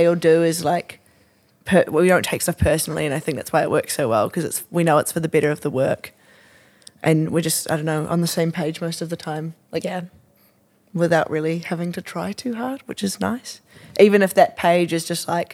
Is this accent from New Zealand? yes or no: yes; Auckland, New Zealand; I also grew up in Auckland. Super non-interesting. Shamefully, I grew up on the shore.